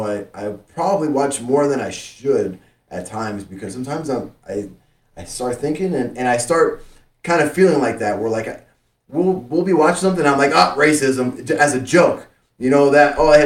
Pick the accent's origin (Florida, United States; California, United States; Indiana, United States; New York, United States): Florida, United States; Miami; I grew up in Miami.